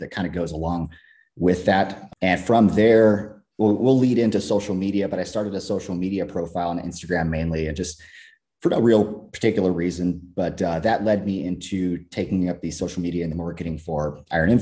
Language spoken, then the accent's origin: English; California, United States; Grew up, born and raised in California